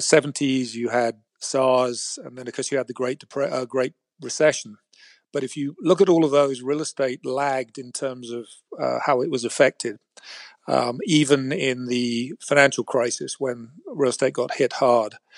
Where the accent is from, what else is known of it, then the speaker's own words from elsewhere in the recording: England, United Kingdom; moved away as an adult; now in San Francisco, United States; I was raised in England as a, what they called a chartered surveyor